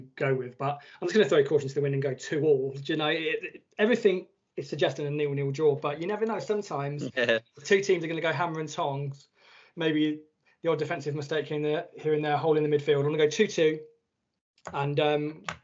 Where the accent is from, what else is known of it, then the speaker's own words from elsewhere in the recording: Northampton, East Midlands, United Kingdom; I grew up in the eastern districts of Northampton